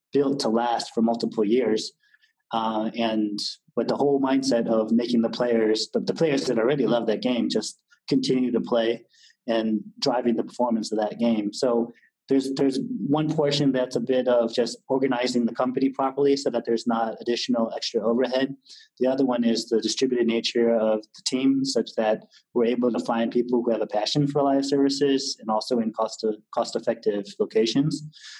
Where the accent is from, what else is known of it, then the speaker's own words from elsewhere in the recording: California, United States; now in Berlin, Germany; I was from California